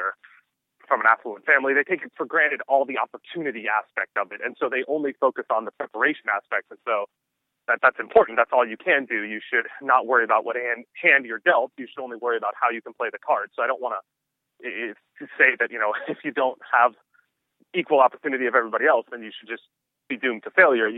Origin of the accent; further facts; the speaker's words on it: Southern California, United States; I was born in Southern California